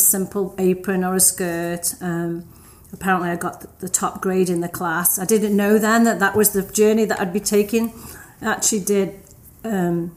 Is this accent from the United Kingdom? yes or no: yes; Stoke-on-Trent, West Midlands, United Kingdom; I grew up in the north of England. It's a town called Stoke-on-Trent